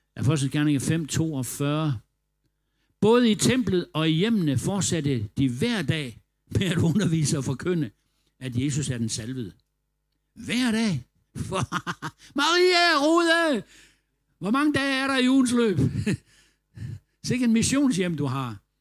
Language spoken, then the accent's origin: Danish; Denmark; vi var fra Danmark